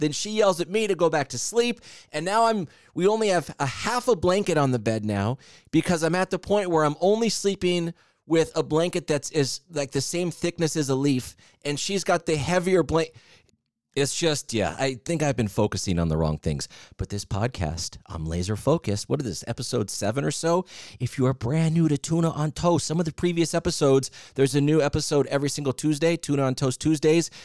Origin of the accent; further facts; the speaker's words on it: Southern California, United States; I'm from Southern California, went to public school